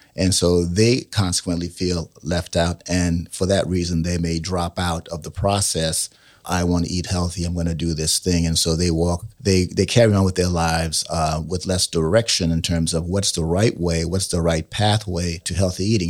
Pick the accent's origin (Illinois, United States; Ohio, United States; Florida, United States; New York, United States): New York, United States; New York City; I grew up in New York City